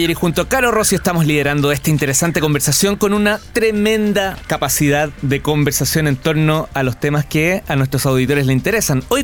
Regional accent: Chile; asociado a cómo somos los chilenos.

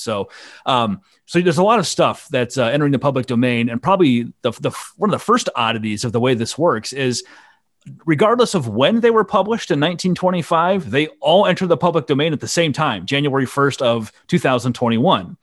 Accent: Iowa, United States; I'm from Iowa.

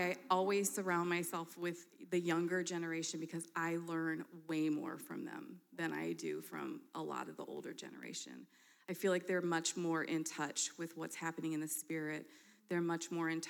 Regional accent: Michigan, United States; now in Denver, United States; I'm from Michigan

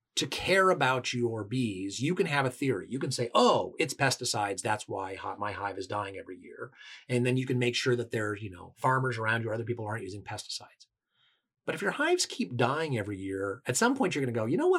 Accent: Washington, United States; I come from Washington State, which is a very, uh, environmentally oriented state

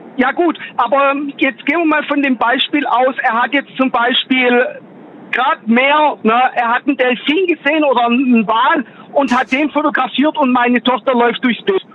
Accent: Gladbeck, North Rhine-Westphalia, Germany; Aus Nordrhein-Westfalen, aus Gladbeck.

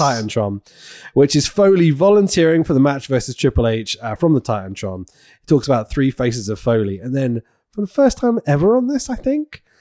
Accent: United Kingdom; I'm a Brit

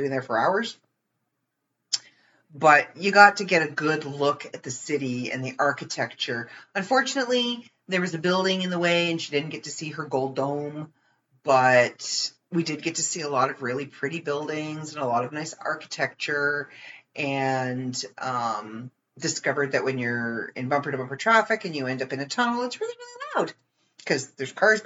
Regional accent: Ontario, Canada; I'm from Ontario, Canada.

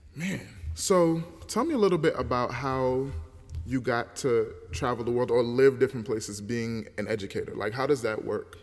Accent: United States; us born in America

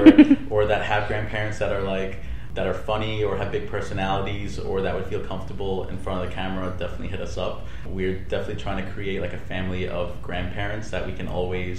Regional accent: New York City, New York, United States; I grew up in Brooklyn

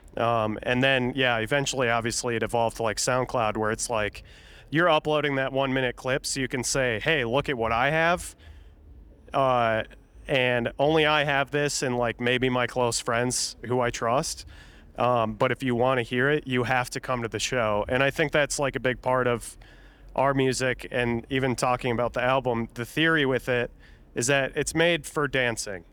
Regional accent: Minnesota, United States; I say garage 'cause I'm from Minnesota

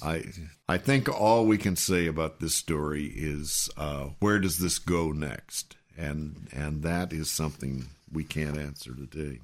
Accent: Texas, United States; now in Washington, D.C., United States; I was from Texas

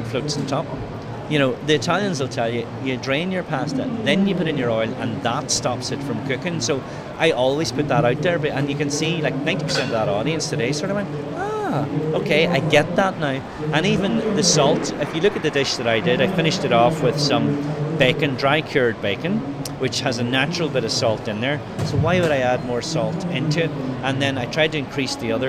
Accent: Ireland; typical Irish

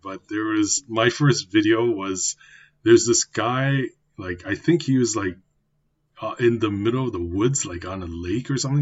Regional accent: Canada; me being a canadian born taiwanese myself

